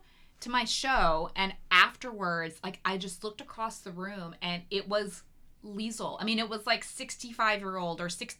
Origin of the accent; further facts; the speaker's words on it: the South, United States; accent: Southern; even when I moved out here and I spent a lot of time, like, training myself out of my Southern accent.